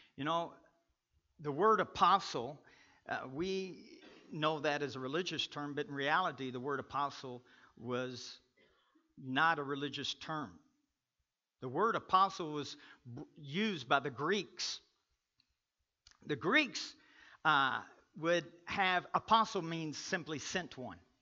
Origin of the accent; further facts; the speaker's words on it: Kentucky, United States; now in Pueblo, United States; I'm from Kentucky